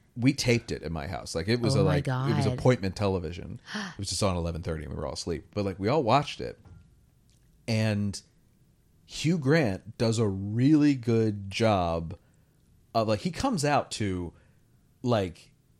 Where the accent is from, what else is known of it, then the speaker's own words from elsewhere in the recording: United Kingdom; We're both British, obviously.